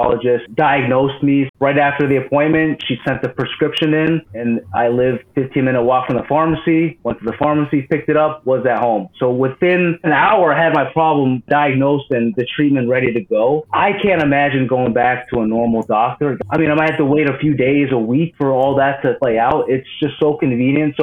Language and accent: English; United States; As an American